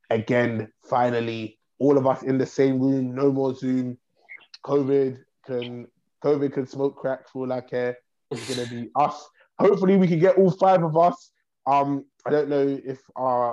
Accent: the North, Northern Ireland, United Kingdom

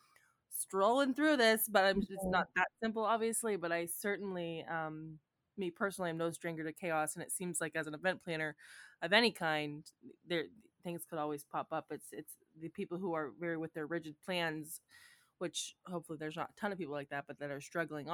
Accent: Erie, Pennsylvania, United States; I'm from Erie.

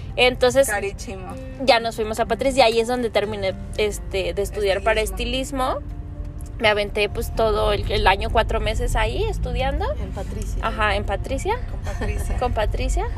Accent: Guadalajara, Jalisco, Mexico; also born or lived in Valle de Bravo; yo crecí en Santa Tere

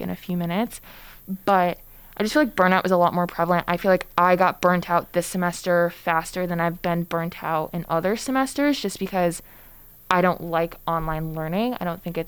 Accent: Connecticut, United States; now in Boston, United States; I'm also from Connecticut. So I've been experiencing these temperatures for my entire life

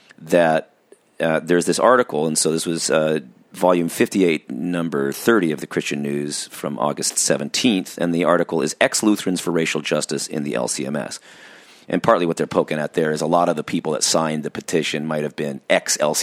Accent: Orange County, California, United States; growing up in Orange County

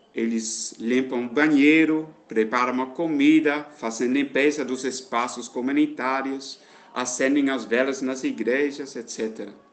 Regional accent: Netherlands; moved away as an adult; now in Alagoinhas, Brazil; eu sou da Holanda

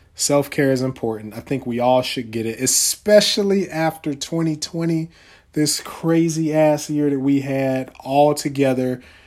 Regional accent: North Carolina, United States; I'm from North Carolina.

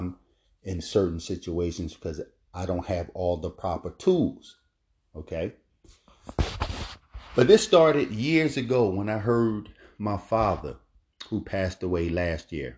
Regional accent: Philadelphia, Pennsylvania, United States; moved away as an adult; now in Florida, United States; Growing up in Philadelphia, North Philadelphia, We grew up in the Richard Allen Projects

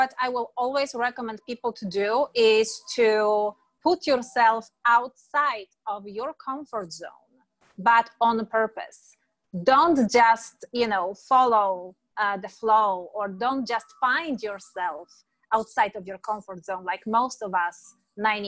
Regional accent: Poland; moved away as an adult; now in San Diego, United States; Originally, I am born and raised in Europe, in Poland, beautiful country with four seasons.

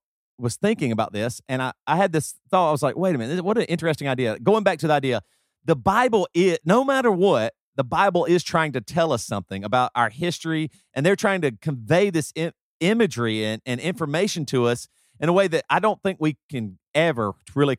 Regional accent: South Carolina, United States; where I grew up in the South and in South Carolina

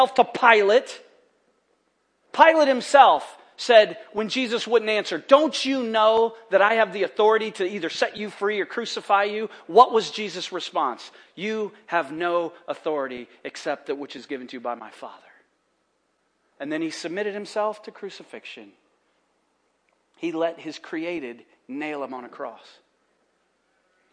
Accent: United States; we're from America

